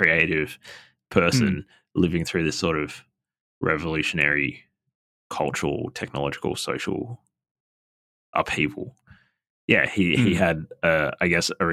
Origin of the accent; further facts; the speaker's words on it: Sydney, New South Wales, Australia; I grew up in Sydney, like it's planes flying overhead all the time